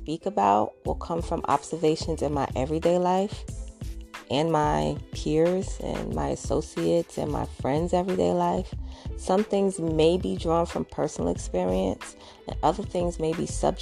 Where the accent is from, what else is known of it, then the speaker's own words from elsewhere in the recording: New York City, New York, United States; I'm a mom from Brooklyn